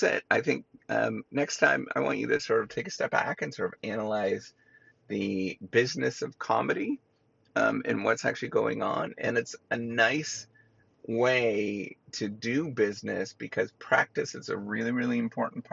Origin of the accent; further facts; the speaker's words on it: Canada; I'm Canadian